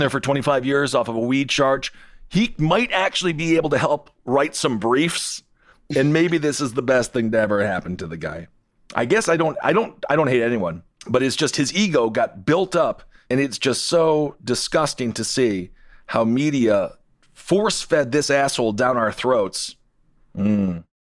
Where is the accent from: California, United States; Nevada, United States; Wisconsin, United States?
Wisconsin, United States; Stevens Point; growing up in Stevens Point, Wisconsin